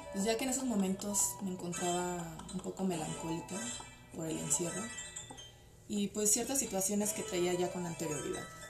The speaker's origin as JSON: {"language": "Spanish", "region": "Mexico City", "country": "Mexico", "said": "Soy psicóloga y soy de la Ciudad de México"}